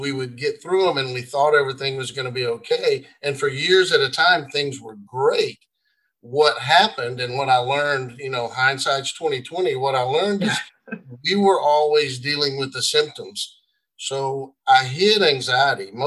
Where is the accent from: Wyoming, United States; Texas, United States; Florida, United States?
Texas, United States; Marshall; moved into what I call a poor side of my hometown, Marshall, Texas